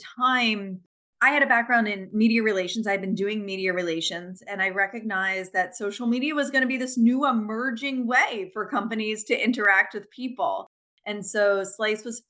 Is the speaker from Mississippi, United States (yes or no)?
no; New Jersey, United States; also born or lived in Washington; now in Philadelphia, United States; I came back to the Philly area. Yeah. Mm-hmm. Where I grew up in South Jersey